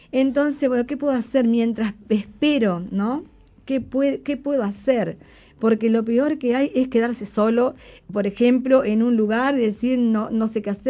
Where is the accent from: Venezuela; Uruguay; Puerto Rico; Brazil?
Uruguay